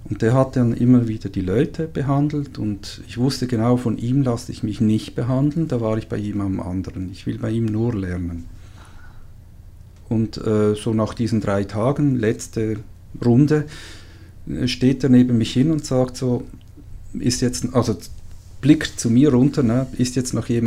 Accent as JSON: {"language": "German", "country": "Switzerland", "said": "äh, ich bin Schweizer."}